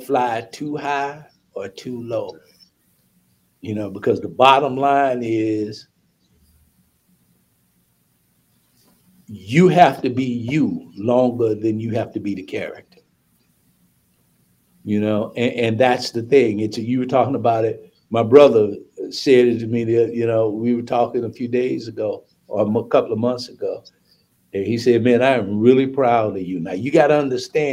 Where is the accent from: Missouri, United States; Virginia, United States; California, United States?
Missouri, United States; St. Louis; moved away; also born or lived in St. Paul, Minnesota; I'm from St. Louis, Missouri